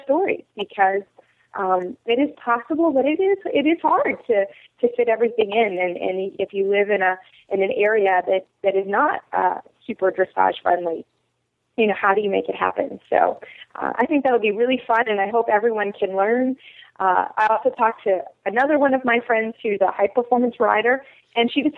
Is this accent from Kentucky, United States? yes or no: yes; Lexington, Kentucky, United States; I grew up in Lexington, Kentucky.